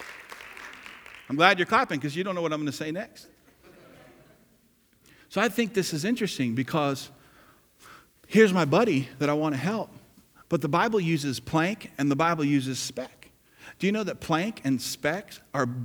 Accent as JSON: {"language": "English", "region": "New Jersey", "country": "United States", "tie": "born or raised there", "said": "I grew up in New Jersey and lived there"}